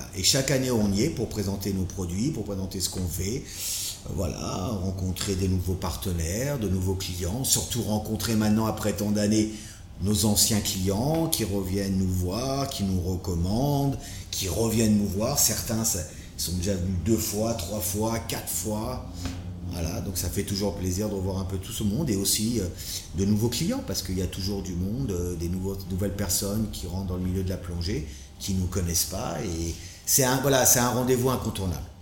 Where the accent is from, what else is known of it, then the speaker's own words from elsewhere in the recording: France; now in Bali, Indonesia; je suis français, hein, ça s'entend